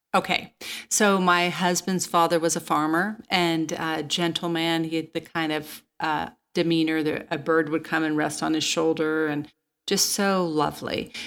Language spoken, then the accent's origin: English; Manhattan, Kansas, United States; moved away; I'm a kid from Kansas, and my parents lived in Manhattan, Kansas